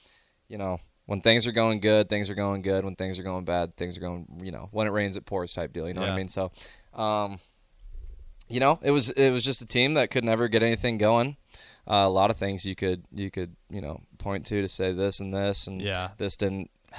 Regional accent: Omaha, Nebraska, United States; I'm a kid. I'm from Omaha. I grew up watching it.

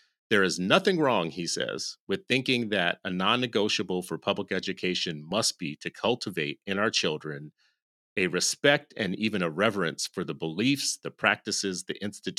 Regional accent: California, United States; born there; It's my birthplace. It's like where I was born. There. Yeah. It's move like where I was born. Like I am from the People's Republic of California.

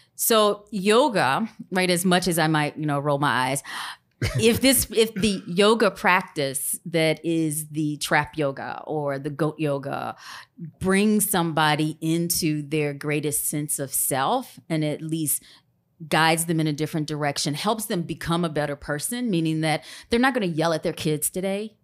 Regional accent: Grambling, Louisiana, United States; I'm originally from Grambling, Louisiana

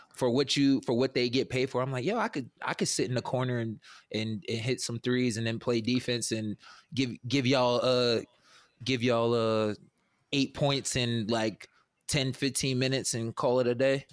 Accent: New York, United States; I'm from New York. I'm not from the city, though

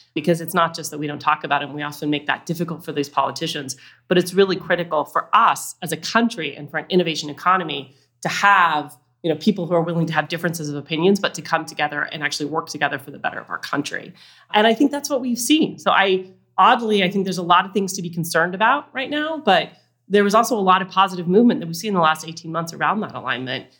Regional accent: Utah, United States; I grew up in Utah

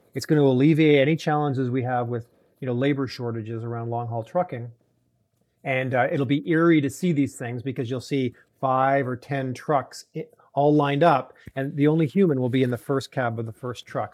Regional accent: Toronto, Ontario, Canada; moved away; I grew up in Toronto

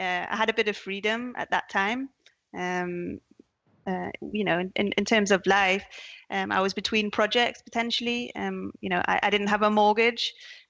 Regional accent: Newcastle upon Tyne, North East England, United Kingdom; accent: Geordie; I'm a Geordie. I'm from Newcastle, the north of England

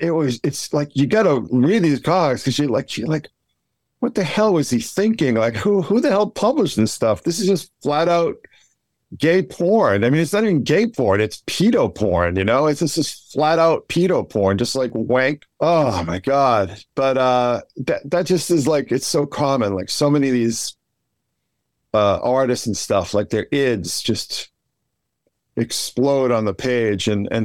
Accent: Braintree, Massachusetts, United States; it's a good thing I was from Braintree

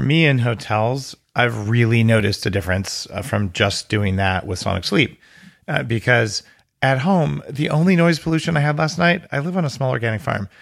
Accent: New Mexico, United States; I grew up in New Mexico.

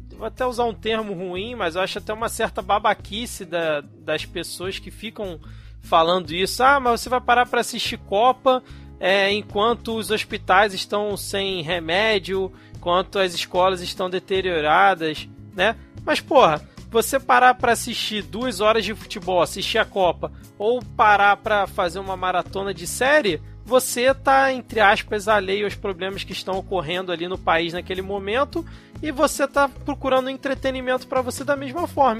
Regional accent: Brazil; nós brasileiros

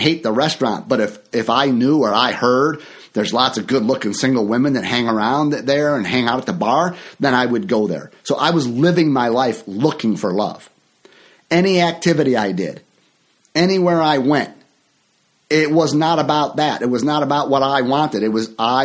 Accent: near Chicago, Illinois, United States; my hometown here near Chicago

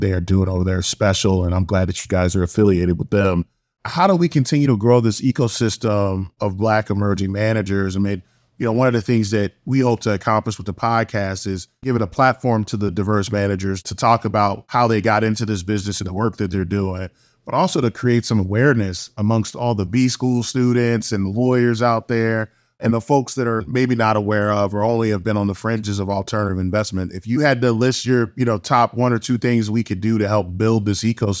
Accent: Savannah, Georgia, United States; I'm from Savannah, Georgia

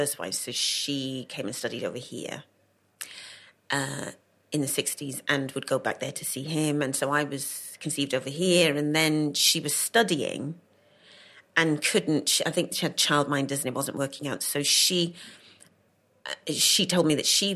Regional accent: Cardiff, Wales, United Kingdom; also born or lived in London; I was born in London. Right. And then when I was a couple of months old, was taken to Cardiff

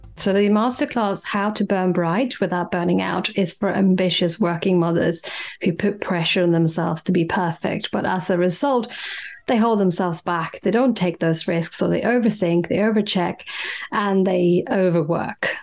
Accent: Sweden; moved away as an adult; now in London, United Kingdom; I grew up in Scandinavia, in Sweden

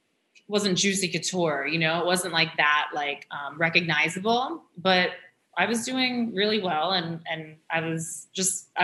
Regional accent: New York City, New York, United States; growing up in New York

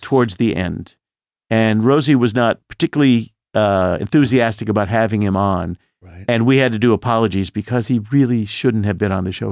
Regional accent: Indianapolis, Indiana, United States; Growing up in Indianapolis, I wanted to be in show business more than life itself

